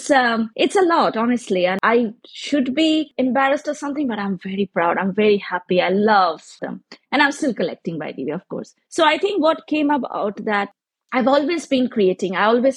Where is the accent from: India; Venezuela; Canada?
India; I am from India, so we have lots of handicrafts and crafts and colors and things to spoil it with.